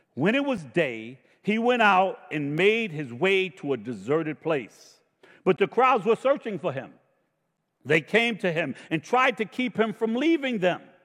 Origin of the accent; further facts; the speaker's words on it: United States; I was born in America